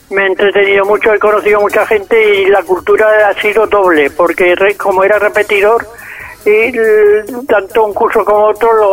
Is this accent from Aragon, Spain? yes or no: yes; Zaragoza, Aragon, Spain; soy un zaragozano, nacido en el año 1948, un 25 de enero, en un caserón en la parte vieja de la ciudad, detrás del aseo y detrás de la casa del general Palafós